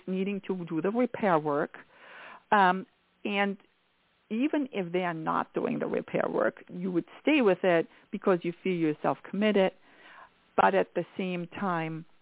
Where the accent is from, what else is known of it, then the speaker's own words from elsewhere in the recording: Germany; accent: German; English is a second language; moved away; I am very much from Germany